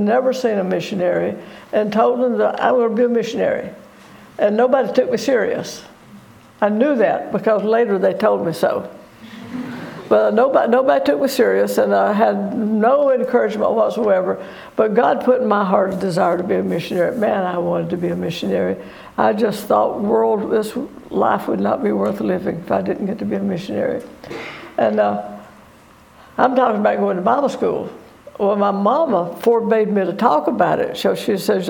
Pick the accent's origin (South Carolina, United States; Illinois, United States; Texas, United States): South Carolina, United States; I grew up in South Carolina, a real redneck hillbilly